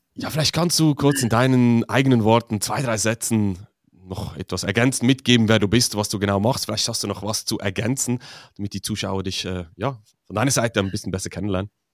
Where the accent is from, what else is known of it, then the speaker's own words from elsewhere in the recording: Switzerland; für mich als Schweizer